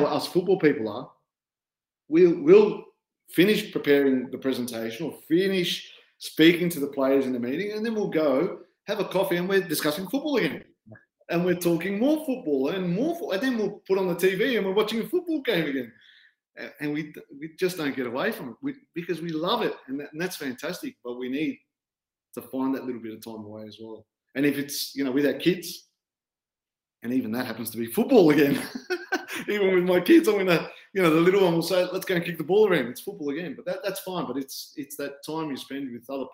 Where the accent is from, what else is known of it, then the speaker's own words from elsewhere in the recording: Australia; moved away as an adult; also born or lived in Netherlands; coming as an Aussie coach, where things were pretty streamlined in Australia